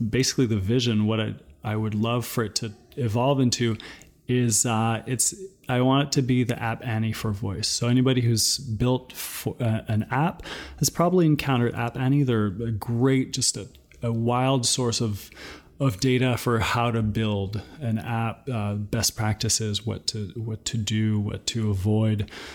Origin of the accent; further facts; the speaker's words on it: New Brunswick, Canada; now in Toronto, Canada; I'm currently in Toronto, but originally I'm from New Brunswick. So I'm Acadian